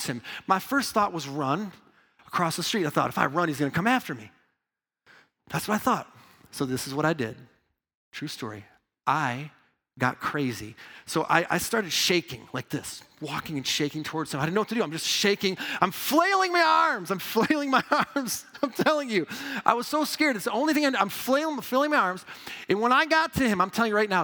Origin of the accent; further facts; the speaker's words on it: Midwest, United States; moved away as an adult; also born or lived in New York; I'm a Midwest boy